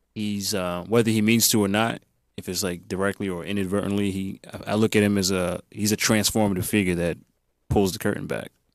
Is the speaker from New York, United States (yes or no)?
yes; New York City, New York, United States; moved away as an adult; also born or lived in Atlanta, Georgia; now in Los Angeles, United States; born and raised in Queens